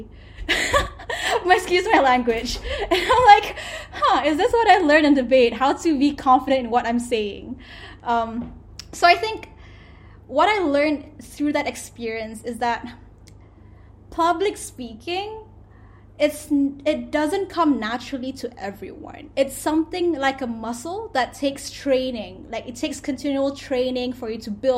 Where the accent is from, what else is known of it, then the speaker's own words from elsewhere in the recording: Selangor, Malaysia; moved away as an adult; also born or lived in Kuala Terengganu, Malaysia / London, United Kingdom / Philadelphia, United States; I went to a boarding school in Kuala Terengganu, and I'm originally from Selangor